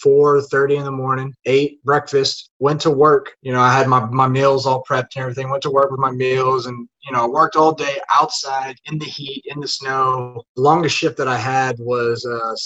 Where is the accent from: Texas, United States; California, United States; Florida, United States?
Texas, United States; Ingleside; moved away as an adult; also born or lived in Maine; I grew up in a small town in Ingleside, Texas, which is just north of Corpus Christi.